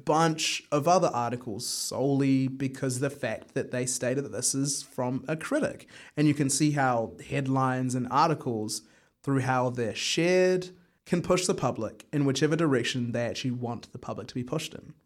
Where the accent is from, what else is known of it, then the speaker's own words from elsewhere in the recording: Wellington, New Zealand; Where I grew up in Wellington, Karori